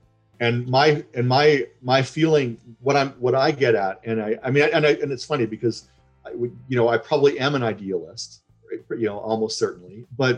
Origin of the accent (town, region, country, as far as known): Canada